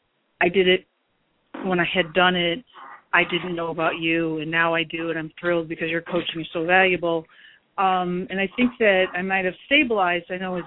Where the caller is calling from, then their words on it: Chicago, Illinois, United States; I'm calling from Chicagoland